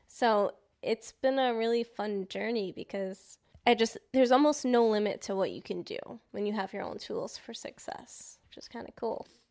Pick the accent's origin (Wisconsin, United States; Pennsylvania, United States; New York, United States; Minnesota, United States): New York, United States; being a New Yorker